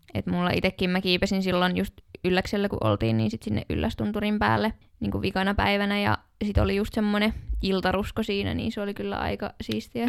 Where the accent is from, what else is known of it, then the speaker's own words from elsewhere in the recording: Tampere, Pirkanmaa, Finland; also born or lived in Jyväskylä; Mä oon ihan Tampereelta kotoisin ja suurimman osan elämästäni asunut Tampereella